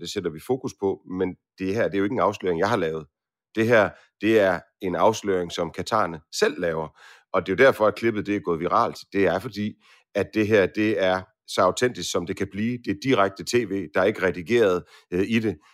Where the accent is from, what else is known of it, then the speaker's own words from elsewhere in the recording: Aarhus, Central Denmark Region, Denmark; jeg kommer fra Aarhus.